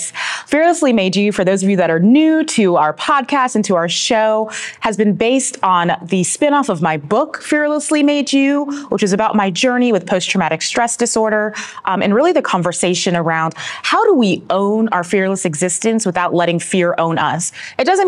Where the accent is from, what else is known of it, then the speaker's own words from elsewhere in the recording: North Carolina, United States; moved away; when I grew up in North Carolina